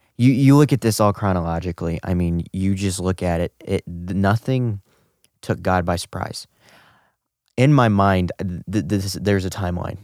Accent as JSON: {"language": "English", "town": "St. Charles", "region": "Missouri", "country": "United States", "tie": "born or raised there", "also_born_or_lived": "Guatemala", "said": "I was adopted by Brian and Joy Smith, who have now resided in Saint Charles, Missouri for the past eighteen years, ever since they got me."}